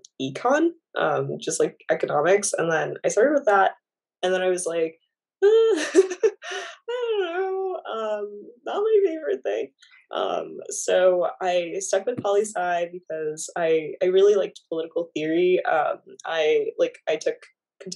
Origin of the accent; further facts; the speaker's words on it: Florida, United States; moved away as an adult; now in New York City, United States; I'm from Florida, so like cold is just not fun